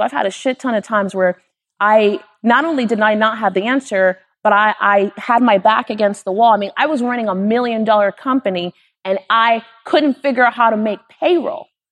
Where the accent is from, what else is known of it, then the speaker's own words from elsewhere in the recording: Miami, Florida, United States; I'm from Miami